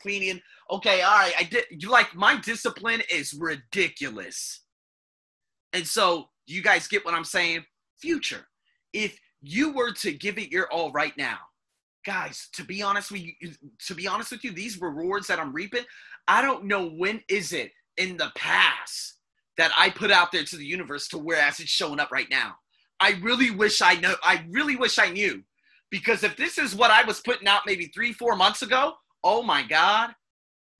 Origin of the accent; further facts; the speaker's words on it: United States; moved away; I'm American